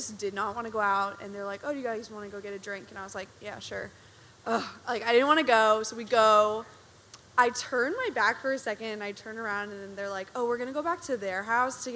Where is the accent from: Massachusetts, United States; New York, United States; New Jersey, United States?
New Jersey, United States; moved away; I'm a grad student. I'm from New Jersey